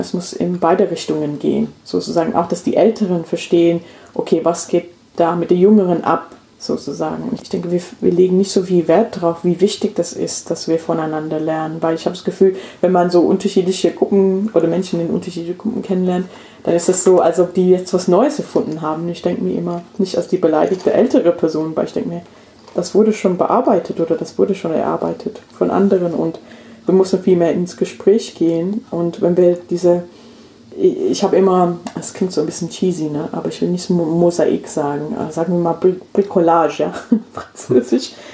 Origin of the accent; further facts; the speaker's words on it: England, United Kingdom; German is a second language; moved away as an adult; now in Hessen, Germany; also ich bin in England aufgewachsen